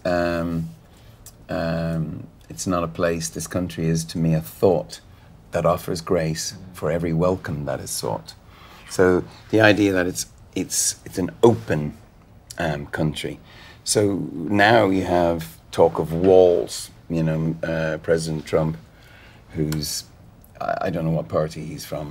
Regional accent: Ireland; we're Irish

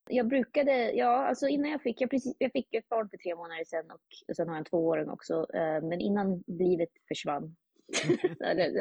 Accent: Uppsala, Uppsala County, Sweden; now in New York, United States; jag är från Uppsala

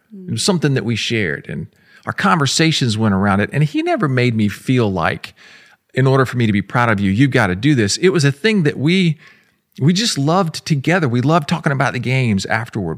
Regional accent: Florida, United States; I grew up in Florida

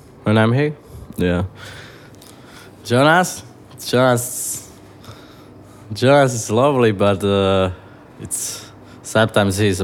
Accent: Slovakia; now in Cork, Ireland; I'm from Slovakia

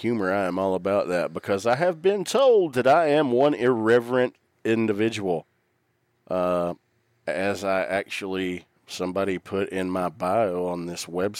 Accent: the South, United States; accent: Southern; my dialect and accent has nothing to do with my lack of elegance, let me tell you.

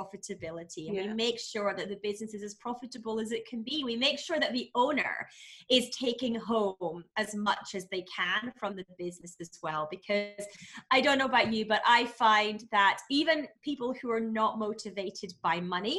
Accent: Scotland, United Kingdom; No, I'm Scottish.

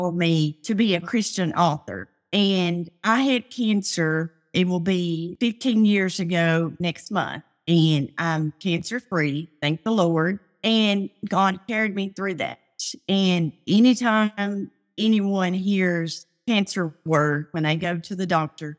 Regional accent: Tennessee, United States; moved away; also born or lived in Louisiana; We lived in Louisiana at the time, and we're originally from Tennessee.

